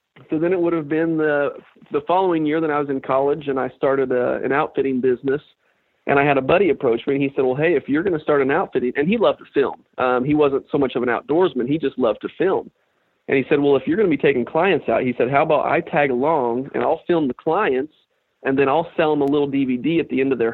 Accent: Kansas, United States; I grew up in Kansas

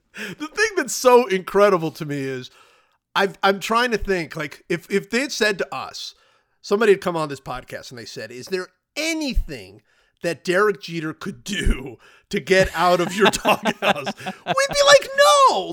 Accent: Cleveland, Ohio, United States; moved away; also born or lived in Kansas City; I grew up in Cleveland

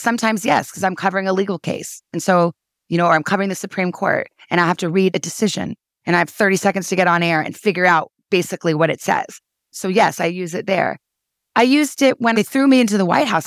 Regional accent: Tucson, Arizona, United States; moved away as an adult; also born or lived in Washington; now in New York, United States; I grew up in Tucson, Arizona, went to college in my hometown.

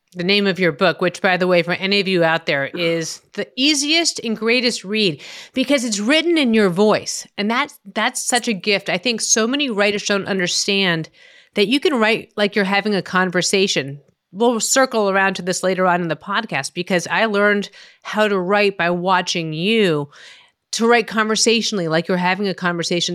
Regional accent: Boston, Massachusetts, United States; growing up in Boston

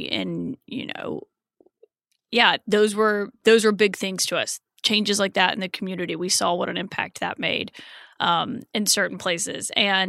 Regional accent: Prattville, Alabama, United States; So I tell people who aren't familiar with the state that I'm from Montgomery because they don't know what Prattville is.

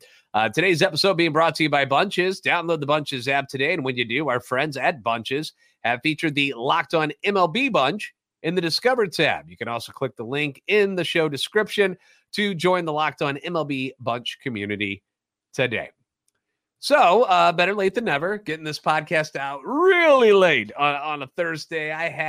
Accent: St. Louis, Missouri, United States; I'm a national radio sports anchor, born and raised in the Lou

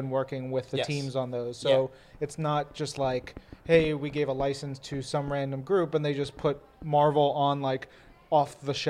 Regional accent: New York, United States; I'm from New York, grew up there.

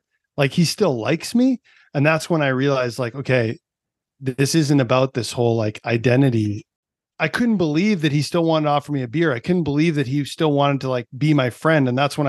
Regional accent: Canada; So I fell in love with it young, as any Canadian kid kind of got into the whole thing, you know, playing on the outdoor rinks and all that.

